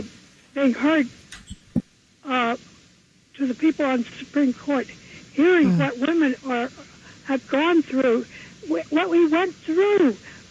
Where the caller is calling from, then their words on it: New York City, New York, United States; I'm calling from Manhattan.